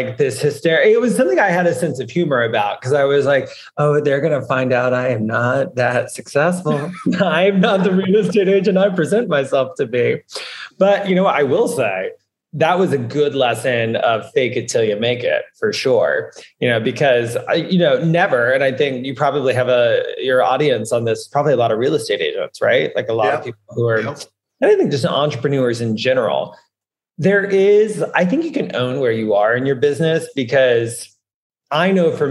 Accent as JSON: {"language": "English", "region": "the South", "country": "United States", "moved": "yes", "lives_now": "New York, United States", "said": "I'm from the South and wanted to get out of the South"}